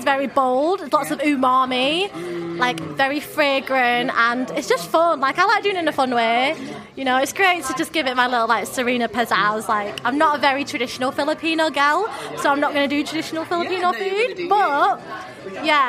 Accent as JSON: {"language": "English", "town": "Accrington", "region": "North West England", "country": "United Kingdom", "tie": "born or raised there", "accent": "northern", "moved": "as an adult", "said": "this is in Accrington. So the village that we lived in was Huncourt, and literally I was the only non-white person in that primary school"}